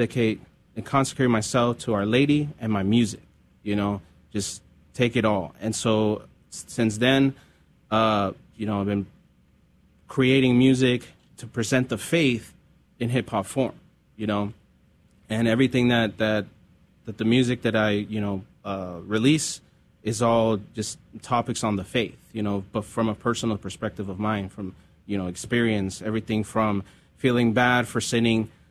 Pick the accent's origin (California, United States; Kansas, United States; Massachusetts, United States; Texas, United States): California, United States; growing up in California